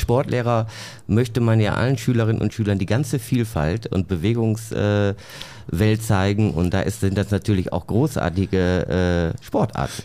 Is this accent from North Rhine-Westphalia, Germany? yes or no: yes; Bottrop, North Rhine-Westphalia, Germany; ich bin ja in Bottrop aufgewachsen